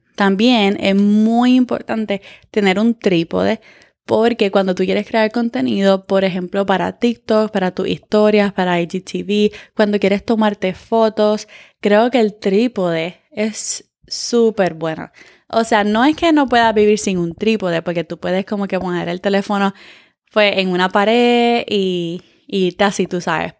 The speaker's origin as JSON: {"language": "Spanish", "region": "California", "country": "United States", "said": "yo soy de California"}